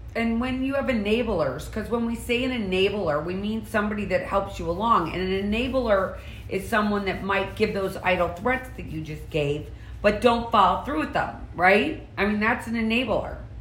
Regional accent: St. Louis, Missouri, United States; one of my best friends that I grew up with in St. Louis

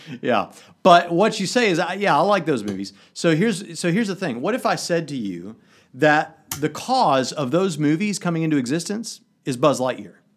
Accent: United States; I'm the American

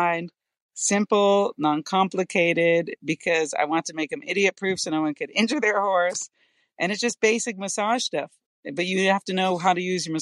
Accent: East Coast, United States; growing up on the East Coast

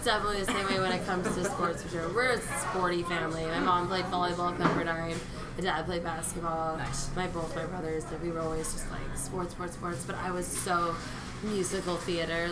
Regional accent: Oahu, Hawaii, United States; born and raised on Oahu

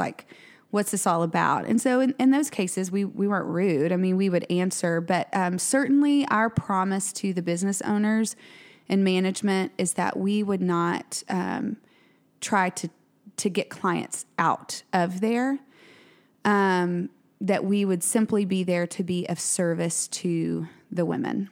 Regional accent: Tyler, Texas, United States; now in Waco, United States; which is my hometown. I'm originally from Tyler

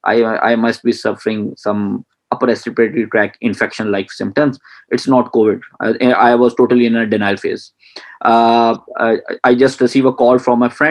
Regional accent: Punjab, Pakistan; moved away as an adult; now in Karachi, Pakistan; my hometown is in another province of the Pakistan, that is Punjab

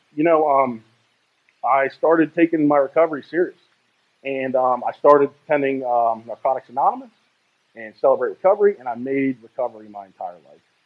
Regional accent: Greenbelt, Maryland, United States; I was born in Greenbelt, Maryland, and it's a little suburb outside of Washington, D.C.

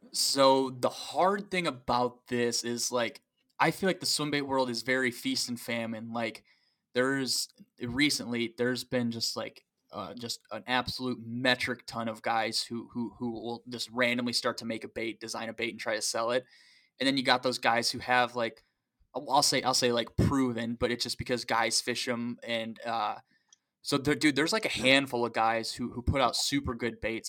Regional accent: Tippy Dam, Manistee River, Michigan, United States; I grew up at Tippy Dam

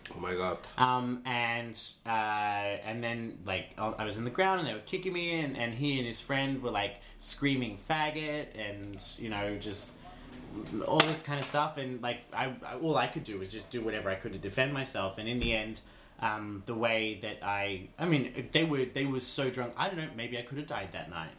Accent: Queensland, Australia; I grew up in Queensland, industry, Australia, which is an incredibly homophobic place

